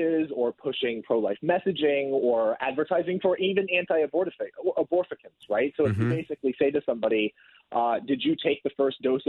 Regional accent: Portland, Oregon, United States; I'm from Portland, Oregon

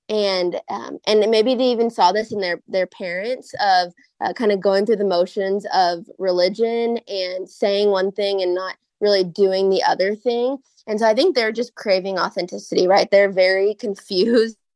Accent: Minneapolis–Saint Paul, Minnesota, United States; now in Waco, United States; I'm actually from Minnesota. I grew up in Minnesota in the Twin Cities, but I live in Waco, Texas with my husband

